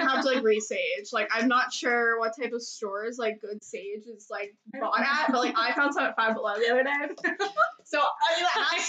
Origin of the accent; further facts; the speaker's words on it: Clarion, Pennsylvania, United States; now in Pittsburgh, United States; I'm 24. I am from Clarion, Pennsylvania, and I'm living in Pittsburgh.